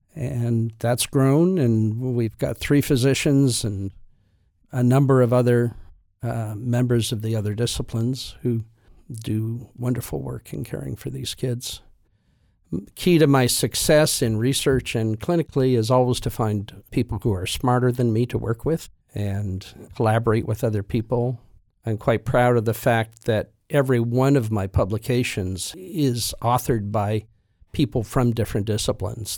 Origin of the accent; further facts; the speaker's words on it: Halifax, Nova Scotia, Canada; also born or lived in Toronto; I grew up in Halifax, went to Dalhousie for my undergrad